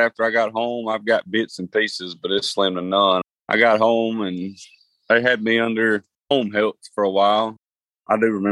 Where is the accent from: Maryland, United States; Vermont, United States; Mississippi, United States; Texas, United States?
Mississippi, United States; I'm born and raised in Mississippi myself.